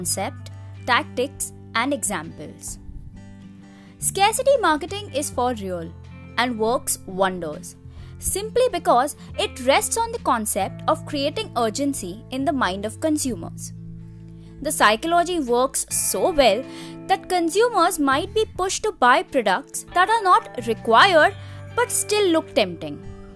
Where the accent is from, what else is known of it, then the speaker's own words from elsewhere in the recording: India; As an Indian consumer